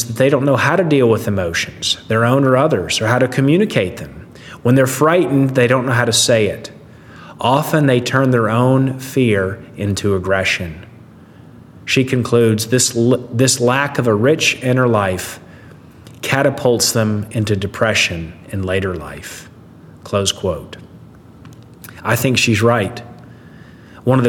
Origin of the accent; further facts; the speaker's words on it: the South, United States; I grew up in the South